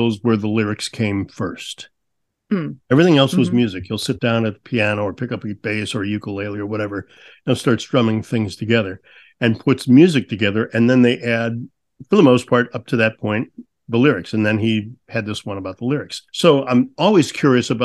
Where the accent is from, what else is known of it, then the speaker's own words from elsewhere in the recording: St. Louis, Missouri, United States; I grew up in St. Louis